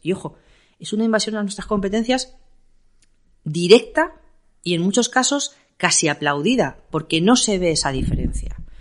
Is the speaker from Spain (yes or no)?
yes; Castilla-La Mancha, Spain; now in Madrid, Spain; siendo yo una manchega recalcitrante